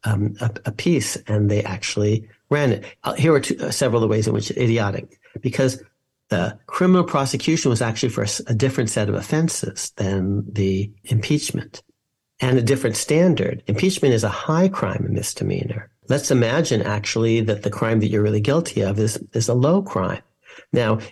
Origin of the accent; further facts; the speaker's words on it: San Francisco Bay Area, California, United States; I'm from the San Francisco Bay Area